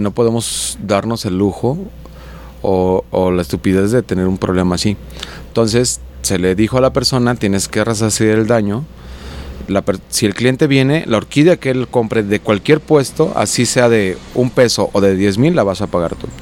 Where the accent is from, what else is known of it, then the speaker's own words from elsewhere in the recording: Juanacatlán, Jalisco, Mexico; mi pueblo, Juanacatlán